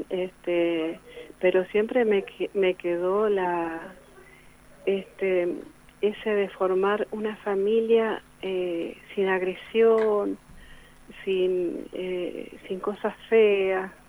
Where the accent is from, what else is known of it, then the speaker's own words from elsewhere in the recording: Guaymallén, Mendoza, Argentina; born there; also born or lived in Godoy Cruz; now in Luján de Cuyo, Argentina; nací en Guaymallén y, este, y bueno, después viví en Godoy Cruz, eh, me casé, me fui a vivir a Godoy Cruz y de Godoy Cruz, bueno, ya me radiqué acá en Luján